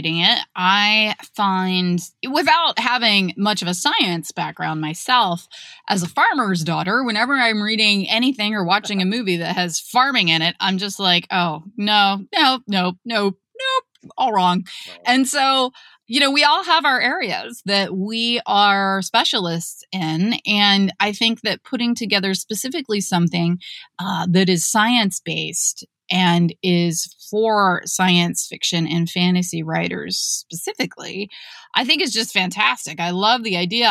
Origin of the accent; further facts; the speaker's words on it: Ohio, United States; I'm from Ohio